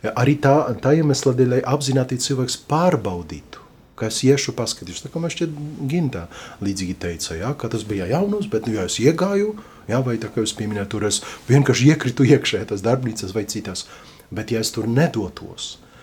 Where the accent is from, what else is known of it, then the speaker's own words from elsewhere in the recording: Lublin, Lublin Voivodeship, Poland; now in Latvia; Ljublinā, jā, Polijā, no kurienes es esmu